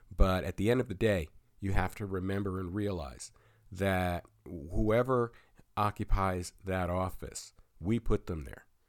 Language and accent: English; Pennsylvania, United States; here in my home state of Pennsylvania